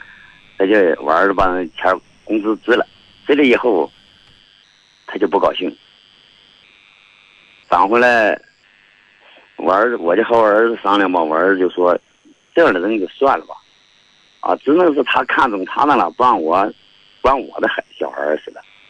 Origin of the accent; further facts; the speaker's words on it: Hebei, China; accent: Hebei dialect; 那咱们河北话也可以讲